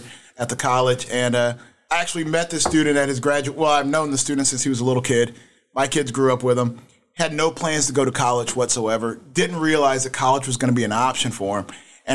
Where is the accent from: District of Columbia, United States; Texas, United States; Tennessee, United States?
Texas, United States; moved away as an adult; now in Defiance, United States; I'm from Texas